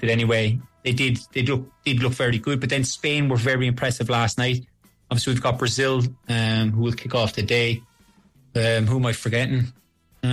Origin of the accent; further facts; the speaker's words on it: Cork, Munster, Ireland; growing up in Cork, you know, at Turner's Cross, I played a lot of my underage cup finals there